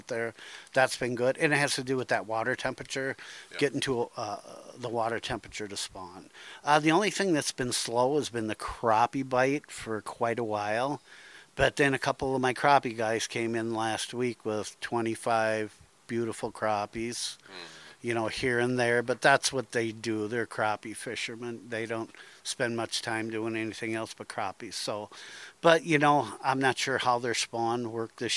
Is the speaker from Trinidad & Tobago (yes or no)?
no; Dubuque, Iowa, United States; Dubuque Pool, which is my hometown pool